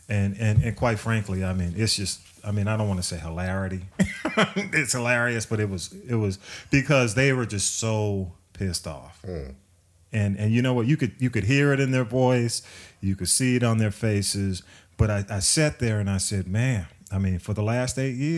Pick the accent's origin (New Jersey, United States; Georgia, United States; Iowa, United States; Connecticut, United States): Georgia, United States; Atlanta; I grew up in Atlanta